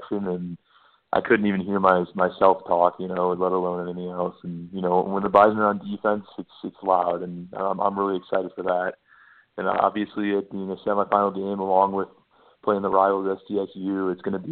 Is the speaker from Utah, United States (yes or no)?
no; Sugar Grove, Illinois, United States; also born or lived in Batavia, Illinois; I was born in Sugar Grove in Illinois